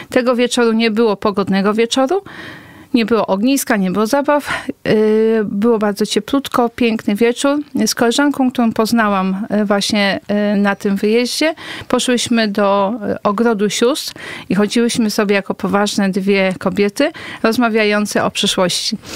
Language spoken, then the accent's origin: Polish; Kuyavian-Pomeranian Voivodeship, Poland; Ja jestem, pochodzę z okolic Torunia.